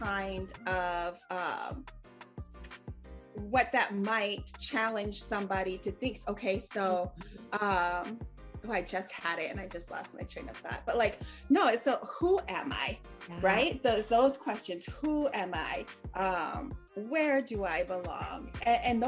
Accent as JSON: {"language": "English", "town": "Phoenix", "region": "Arizona", "country": "United States", "tie": "born or raised there", "said": "I'm from Phoenix, right? So the culture is very, very influenced by the Hispanics"}